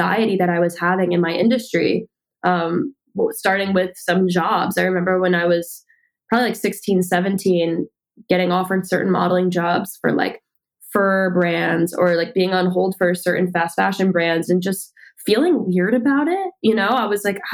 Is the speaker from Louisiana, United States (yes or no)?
no; New Jersey, United States; now in New York City, United States; I'm from New Jersey, but I've been working in the city modeling since I was 13